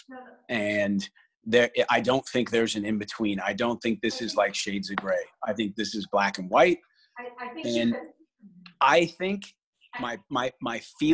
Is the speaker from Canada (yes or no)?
yes; Canada; I'm Canadian